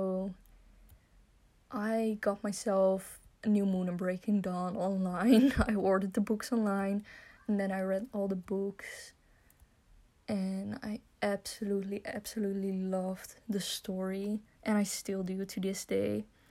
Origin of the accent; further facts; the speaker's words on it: Netherlands; I'm from Holland, and I'm 21 years old